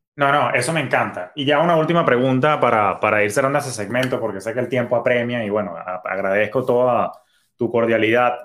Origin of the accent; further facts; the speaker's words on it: Venezuela; now in United States; yo soy de origen venezolano